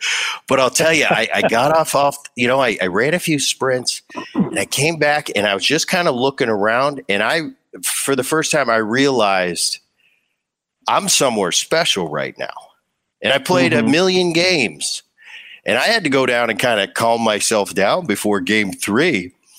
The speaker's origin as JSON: {"language": "English", "region": "New Jersey", "country": "United States", "tie": "born or raised there", "said": "You know, I grew up in Jersey, just over the bridge from Philly"}